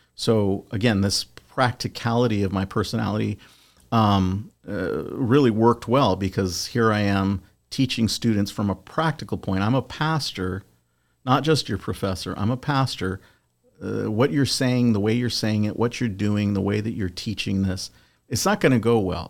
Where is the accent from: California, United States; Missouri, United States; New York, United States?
California, United States; Southern; I'm originally from Southern California